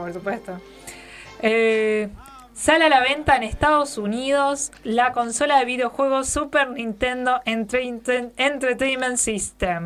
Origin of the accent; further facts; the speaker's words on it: Neuquén, Argentina; esa es la flor provincial nuestra